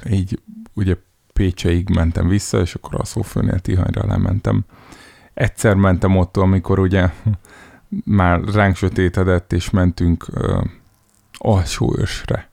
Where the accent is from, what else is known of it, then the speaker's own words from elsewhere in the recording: Szeged, Csongrád-Csanád, Hungary; now in Budapest, Hungary; Szegeden nőttem föl